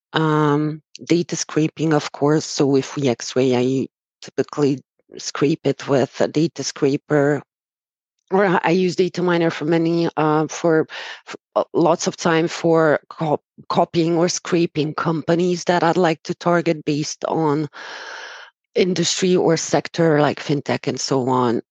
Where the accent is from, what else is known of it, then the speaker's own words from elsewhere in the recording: Romania; moved away as an adult; also born or lived in Dubai; now in Hungary; I was born and raised in Romania and have been living in Hungary for about 10 years.